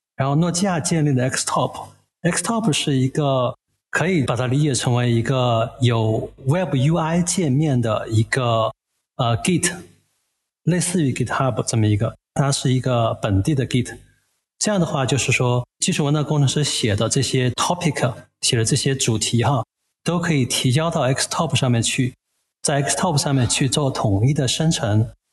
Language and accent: Chinese; Chengdu, Sichuan, China; also born or lived in Shanghai; now in Chengdu, China; 我本身是成都人